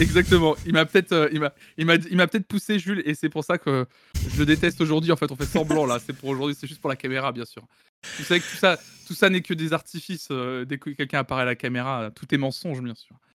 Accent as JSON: {"language": "French", "town": "Tours", "region": "Centre-Val de Loire", "country": "France", "tie": "born or raised there", "said": "je suis né à Tours en 92, fin 92"}